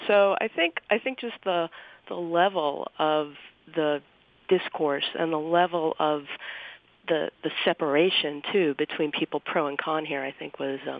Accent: New Jersey, United States; now in Utah, United States; I actually didn't grow up in Utah. I grew up in New Jersey

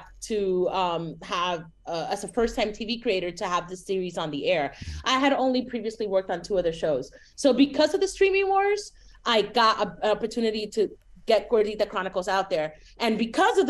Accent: Miami, Florida, United States; moved away as an adult; also born or lived in San Francisco Bay Area / Chicago / Los Angeles; I grew up in Miami and then I go to the Bay Area

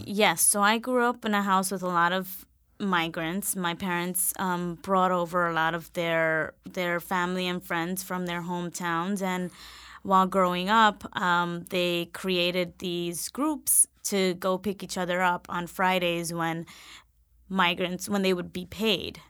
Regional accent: New York City, New York, United States; also born or lived in Vermont; I was born in Lincoln Hospital in the South Bronx

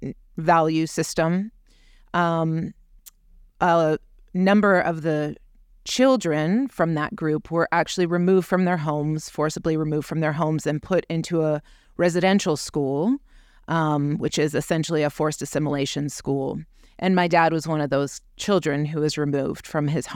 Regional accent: British Columbia, Canada; born or raised there; now in Oregon, United States

